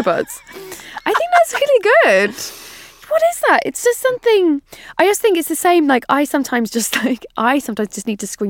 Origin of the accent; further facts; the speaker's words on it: London, United Kingdom; it's so different, obviously, growing up in London